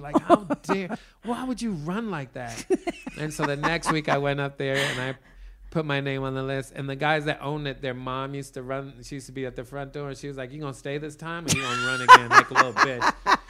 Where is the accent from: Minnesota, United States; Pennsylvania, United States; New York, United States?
New York, United States; New York City; You know, when you're growing up in East New York, you don't know how people get in the show business.